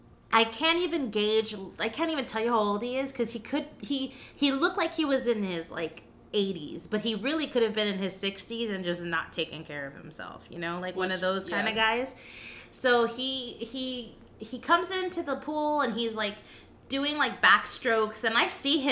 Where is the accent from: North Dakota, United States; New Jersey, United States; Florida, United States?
Florida, United States; Miami; From here. Born and raised.